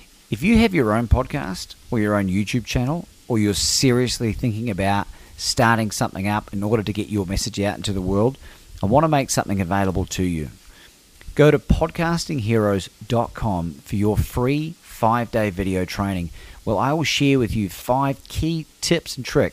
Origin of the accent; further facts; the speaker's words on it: Christchurch, Canterbury, New Zealand; growing up in Christchurch